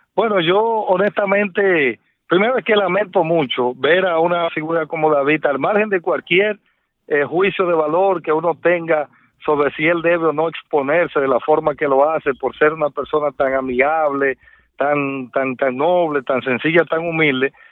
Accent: Dominican Republic; como periodista, como dominicano

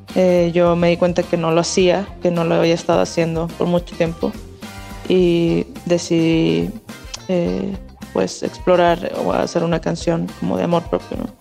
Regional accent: Chihuahua, Mexico; Yo soy de Chihuahua

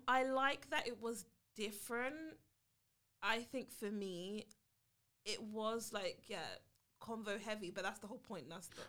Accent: United Kingdom; I am the B. I am the British to the podcast.

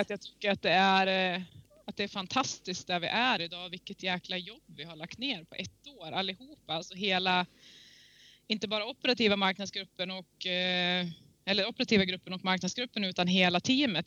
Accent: Järvsö, Gävleborg County, Sweden; moved away; also born or lived in Åre / New Zealand; skidkarriären började hemma i eh, Gärsebacken i Järvsö. Tidigt 80-tal. Där jag kommer ifrån

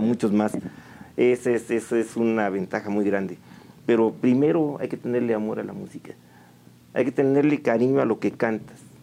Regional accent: San Juan del Río, Querétaro, Mexico; moved away; Originario de aquí, de San Juan del Río, desde mis tatarabuelos. Soy sanjuanense, orgullosamente sanjuanense para todos ustedes, eh, desde siempre. Aunque mm, no siempre estuve aquí

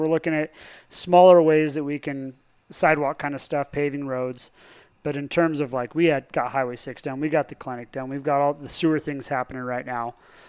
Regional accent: Palisade, Colorado, United States; I grew up actually in the buffer zone. So I was a 36 and 3/10 road, GN4/10. I was out there in the country. So not in the town, but culturally Palisade.

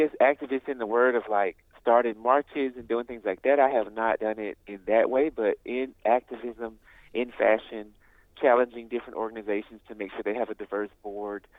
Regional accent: Birmingham, Alabama, United States; I come from Birmingham, Alabama

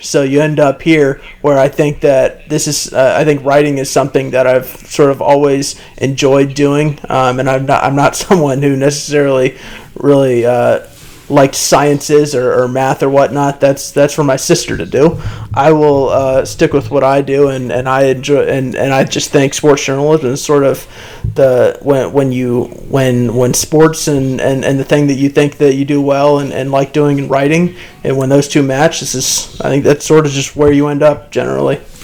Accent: Cleveland, Ohio, United States; also born or lived in Richmond, Virginia; when I moved to Cleveland, when I was in fifth grade

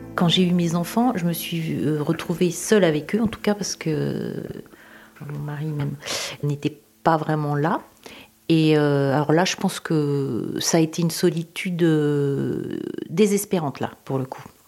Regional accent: Tours, Centre-Val de Loire, France; J'habite à Tours. Je suis originaire de Tours.

